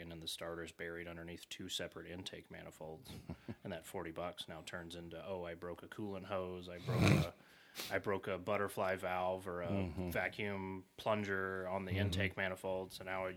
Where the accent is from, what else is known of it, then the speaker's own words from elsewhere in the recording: Shively, Kentucky, United States; I grew up in Shively